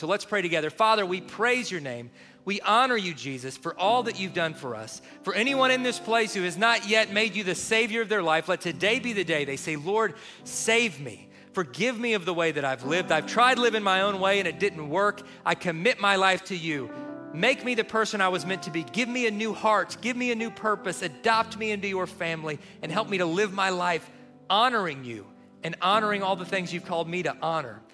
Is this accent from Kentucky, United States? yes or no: yes; Kentucky, United States; growing up in Kentucky